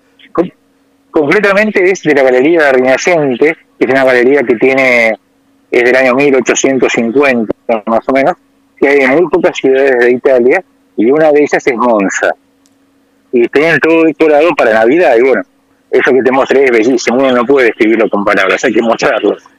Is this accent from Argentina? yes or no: yes; Argentina; moved away; me preguntan por el acento, yo digo que soy Argentina